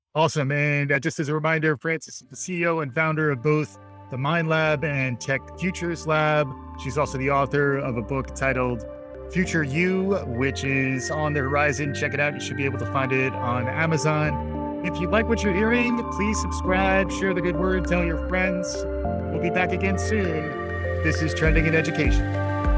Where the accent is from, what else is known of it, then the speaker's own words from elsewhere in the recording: United States; me as an American